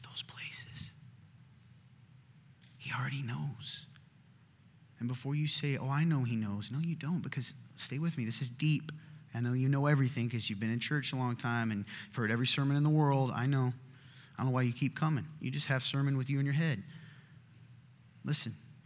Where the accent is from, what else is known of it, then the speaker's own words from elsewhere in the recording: the South, United States; my family, we're from the South